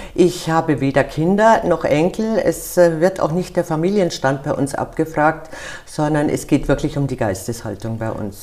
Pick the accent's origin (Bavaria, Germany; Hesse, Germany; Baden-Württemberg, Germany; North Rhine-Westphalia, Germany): Bavaria, Germany; Munich; now in Wiesbaden, Germany; Wir Bayern, ich bin Münchnerin